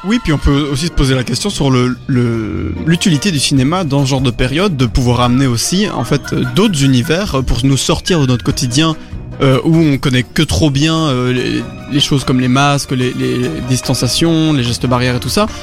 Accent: Belgium; on est des Belges moyens

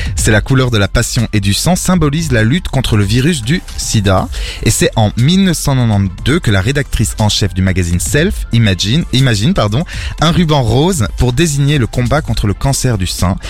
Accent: Belgium; also born or lived in Portugal; Je suis le seul, euh, belge et encore, euh, pas trop

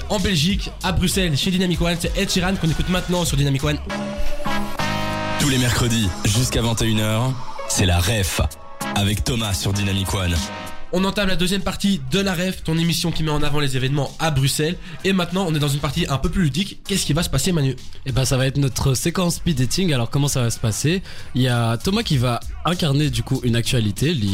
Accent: Bulgaria; bah après, c'est une information qui se passe pas tout près non plus, vu que je viens de Bulgarie.

